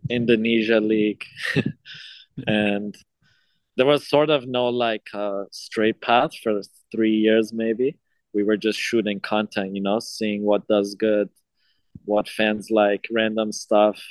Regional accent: Toronto, Ontario, Canada; also born or lived in Iran; I was born in Iran, and around the age of six, I came to Canada in Toronto

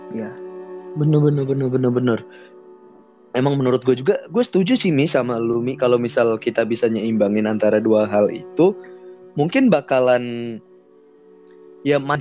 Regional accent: Pekalongan, Central Java, Indonesia; iya, iya kan, btw gue dari

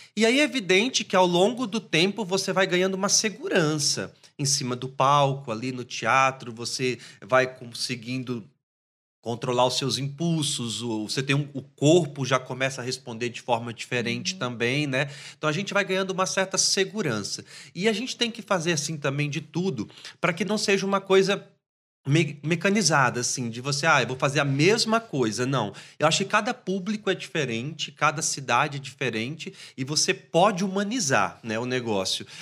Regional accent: Espírito Santo, Brazil; lá na minha terra, no Espírito Santo

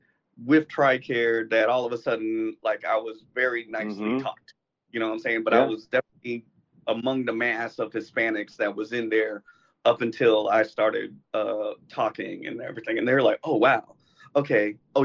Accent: United States; I'm like, that's because I'm an American.

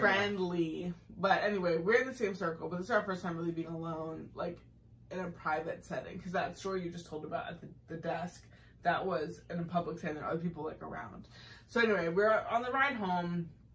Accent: Massachusetts, United States; I did grow up in Maryland. I grew up in Massachusetts

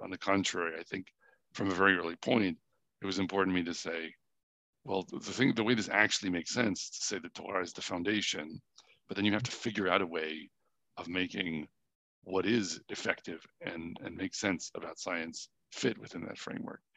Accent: New Hampshire, United States; also born or lived in Boston; I was born in Boston. I grew up mostly in New Hampshire.

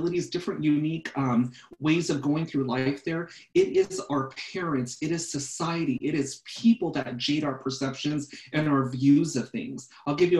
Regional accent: Simi Valley, California, United States; I grew up in Simi, and I'm old. I grew up in the early 80s

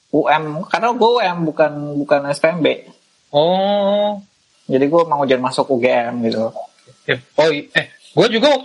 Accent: Bekasi, West Java, Indonesia; dan gue dulu impian sebagai anak Bekasi kayaknya gue harus kuliah merantau Jogja tuh udah udah dreamnya Bekasi banget ya.

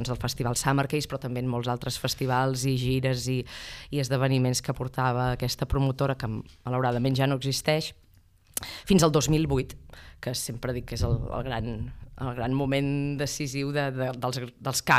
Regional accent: Ripoll, Catalonia, Spain; jo sóc de Ripoll

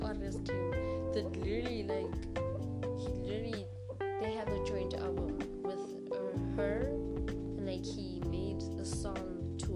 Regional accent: South Africa; I was born in South Africa

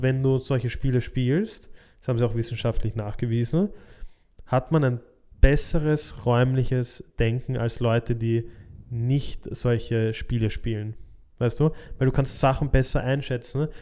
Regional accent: Austria; bei uns in Österreich

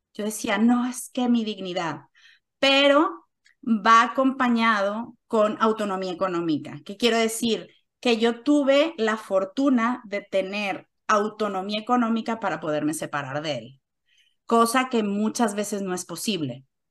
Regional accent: Mexico; first language Spanish; moved away as an adult; now in Switzerland; Soy mexicana

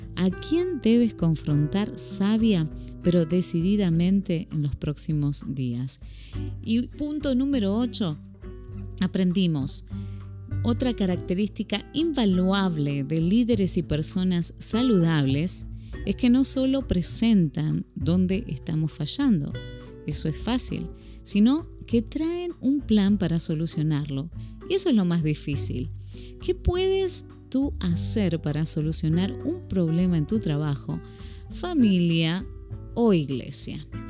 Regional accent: Argentina; moved away as an adult; now in Phoenix, United States; una argentina viviendo en Estados Unidos desde ya hace

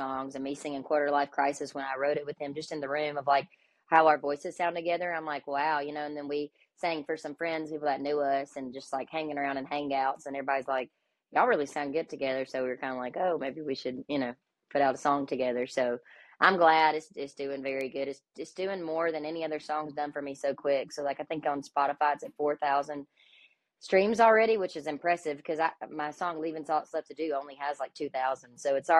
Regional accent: Alabama, United States; moved away as an adult; now in Nashville, United States; We are from Alabama

